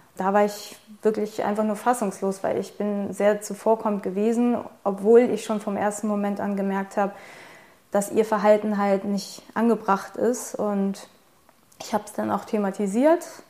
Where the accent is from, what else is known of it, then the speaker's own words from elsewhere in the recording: Germany; ich bin Deutsch, ich bin in Deutschland geboren, ich habe die deutsche Staatsangehörigkeit